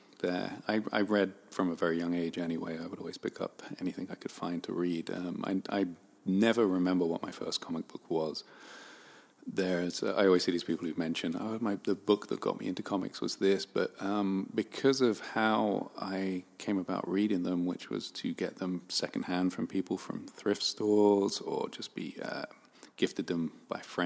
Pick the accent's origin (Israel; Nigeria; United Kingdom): United Kingdom; London; moved away as an adult; now in Los Angeles, United States; I grew up in a borough in Southwest London called Wandsworth